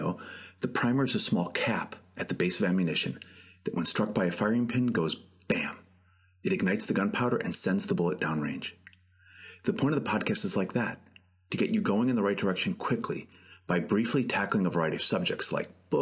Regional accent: Chicago, Illinois, United States; I went to a classical prep school, college prep school in Chicago

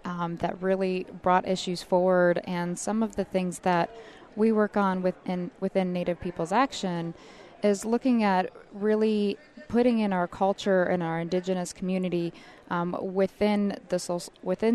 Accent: Wrangell, Alaska, United States; moved away; originally from Wrangell, Alaska

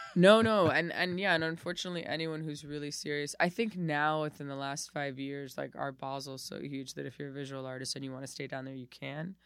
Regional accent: Miami, Florida, United States; moved away as an adult; now in New York, United States; I was there from, like, zero to twenty-eight

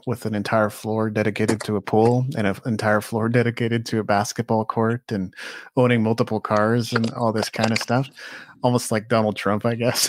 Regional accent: Japan; moved away; I grew up in Japan. It's a huge part of my upbringing and my identity and who I've become

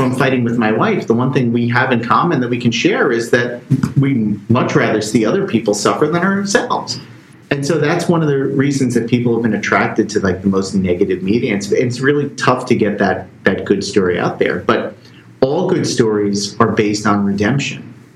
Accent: Bayonne, New Jersey, United States; I'm from Bayonne, New Jersey, right across the, the river here

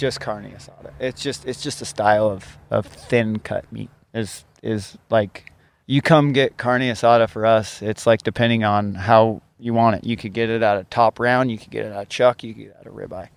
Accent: Ellensburg, Washington, United States; also born or lived in Seattle; I grew up uh, in Ellensburg, Washington

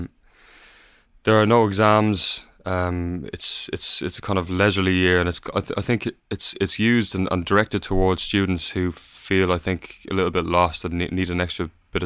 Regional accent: Ireland; We're an Irish band

